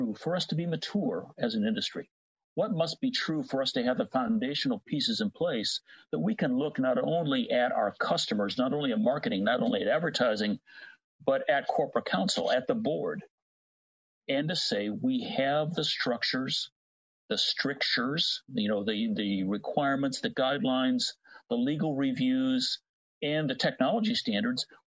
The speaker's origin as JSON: {"language": "English", "region": "Midwest", "country": "United States", "tie": "born or raised there", "accent": "Cincinnati TV announcer American English", "said": "I grew up in the Midwest"}